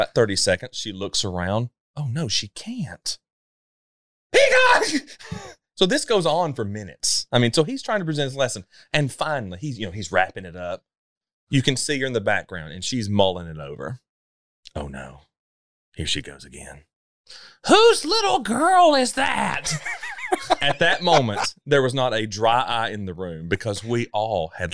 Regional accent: Sparta, Tennessee, United States; growing up in Sparta, Tennessee, where I grew up

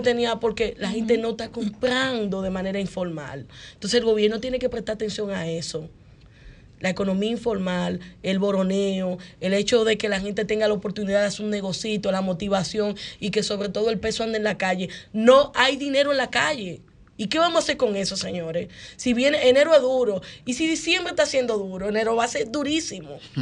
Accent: Dominican Republic; somos dominicanos

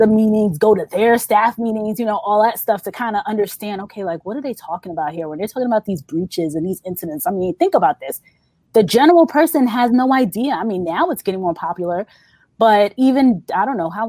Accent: New York, United States; I'm from New York

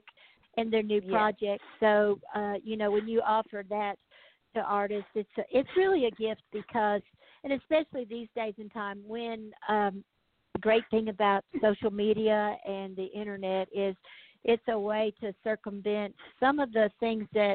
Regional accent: Memphis, Tennessee, United States; now in Nashville, United States; I was born in Memphis, Tennessee

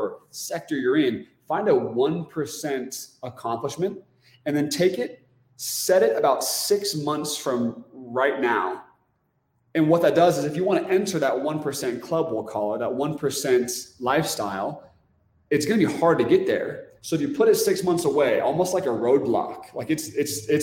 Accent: Oregon, United States; moved away as an adult; we're from Oregon.

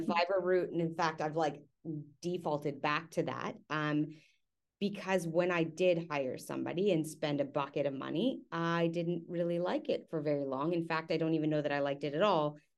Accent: Canada; also born or lived in Perth, Australia; now in Houston, United States; we are Canadian and we went to Australia and now we live in Houston

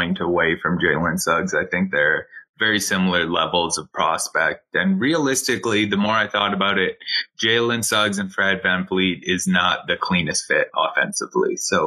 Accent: Canada; now in Edmonton, Canada; As a Canadian

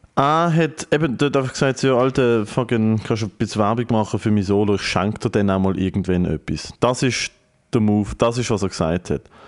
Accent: Germany; ich als Deutscher mit deutscher Familie

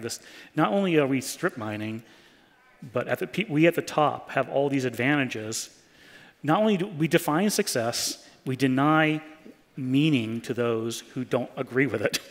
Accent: New York City, New York, United States; I was from New York City

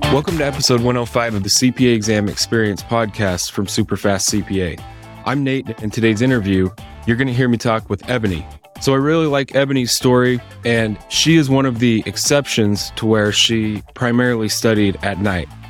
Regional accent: Idaho, United States; now in Salt Lake City, United States; I'm from Idaho originally

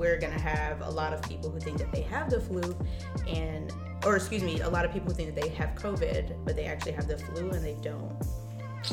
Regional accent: Chicago, Illinois, United States; I'm from Chicago

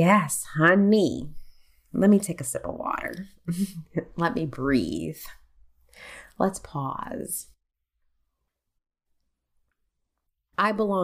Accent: United States; I am American. I am an American

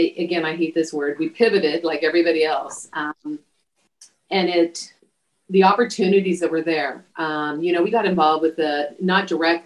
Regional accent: Imperial Valley, California, United States; I was from the Imperial Valley

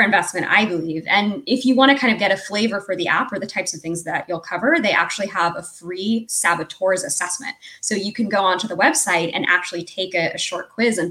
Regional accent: United States; as an American

